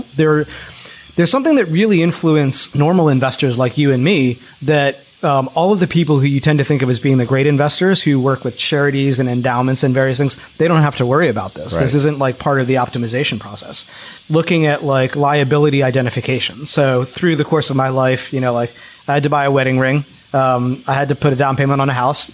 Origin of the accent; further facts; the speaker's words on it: Philadelphia, Pennsylvania, United States; I grew up in Philadelphia